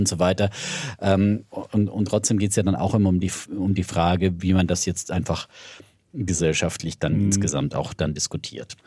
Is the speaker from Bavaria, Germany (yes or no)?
yes; Middle Franconia, Bavaria, Germany; ich komme aus Mittelfranken.